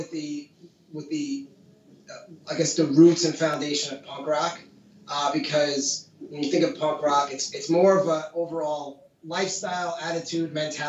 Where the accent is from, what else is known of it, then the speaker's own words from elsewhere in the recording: South Shore of Long Island, New York, United States; So we're from the South Shore of Long Island.